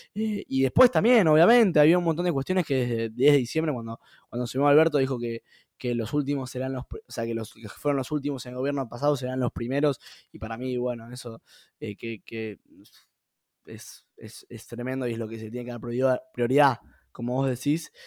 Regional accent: Argentina; soy un argentino más

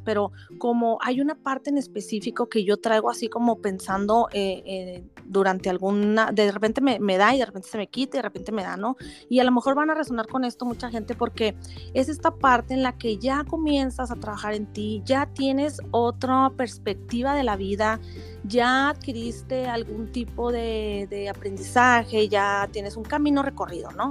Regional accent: Chihuahua, Mexico; yo acá soy de Chihuahua y las personas de Chihuahua somos así

